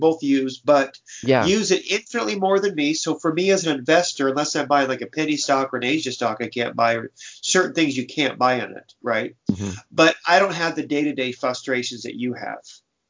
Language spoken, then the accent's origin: English; Ireland; Violence as conflict resolution. I'm Irish. That's what we do.